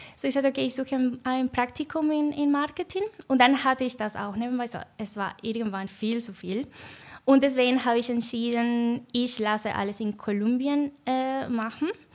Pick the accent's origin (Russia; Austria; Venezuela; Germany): Venezuela; German is a second language; moved away as an adult; also born or lived in Argentina; now in Switzerland; also ich komme aus Venezuela, aber dann habe ich auch in Argentinien gewohnt vor ungefähr vier Jahren